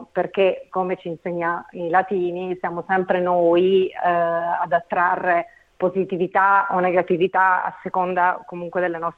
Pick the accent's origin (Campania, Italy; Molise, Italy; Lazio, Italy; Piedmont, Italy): Campania, Italy; Naples; io vengo da Intanto a Napoli basta passeggiare lungo le strade